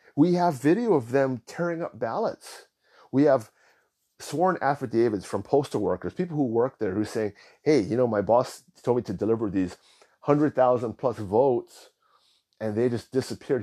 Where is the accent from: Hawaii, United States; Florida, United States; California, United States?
Hawaii, United States; I was born in Hawaii, nineteen seventy-seven. My parents were born in Hawaii